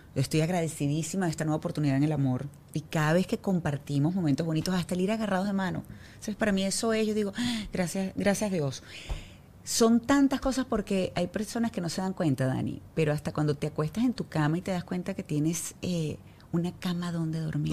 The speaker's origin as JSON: {"language": "Spanish", "country": "Venezuela", "moved": "yes", "lives_now": "Miami, United States", "said": "yo soy venezolana"}